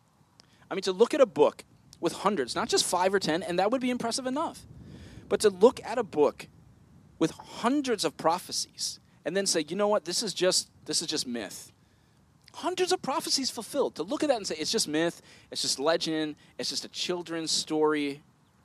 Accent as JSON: {"language": "English", "country": "United States", "said": "us as American Christians"}